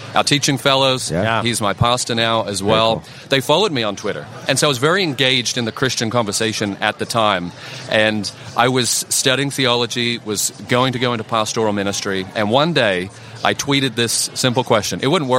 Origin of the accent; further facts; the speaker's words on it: Australia; I am from Australia.